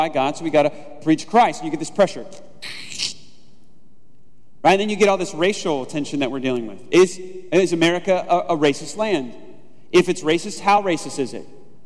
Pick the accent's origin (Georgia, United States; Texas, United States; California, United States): California, United States; Southern; moved away